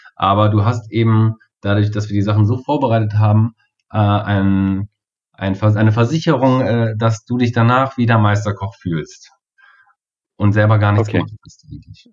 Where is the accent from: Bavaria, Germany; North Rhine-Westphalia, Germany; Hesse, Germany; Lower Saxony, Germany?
Hesse, Germany; Kassel; hier in Kassel wirklich direkt lokal, wo ich herkomme